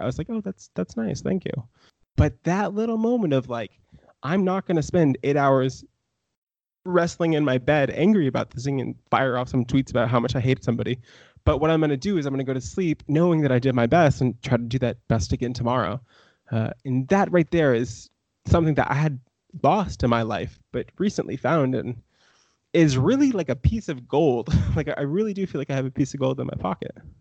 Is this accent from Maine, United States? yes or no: yes; small town Maine, United States; also born or lived in Ohio; now in Brooklyn, United States; I was born technically in Ohio, but I moved to Maine when I was like two years old.